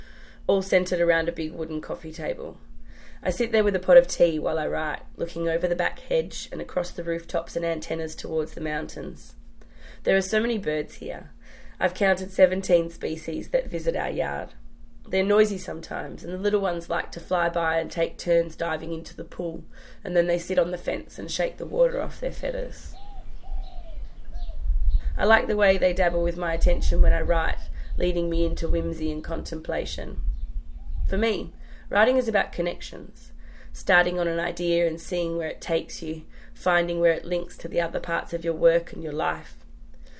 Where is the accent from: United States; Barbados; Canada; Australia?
Australia; Perth, Western Australia; now in Western Sydney, Australia; I'm from Perth originally. I grew up going to the beach